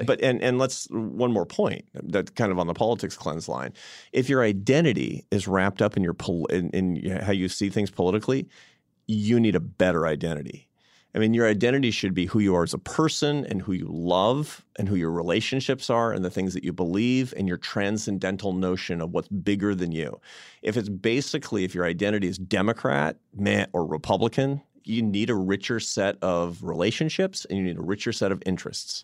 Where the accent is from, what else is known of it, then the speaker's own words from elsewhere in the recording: Seattle, Washington, United States; now in Washington, D.C., United States; I was in Seattle, my hometown